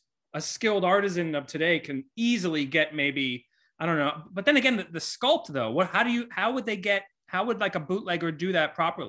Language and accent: English; Florida, United States; moved away; Because I'm from Florida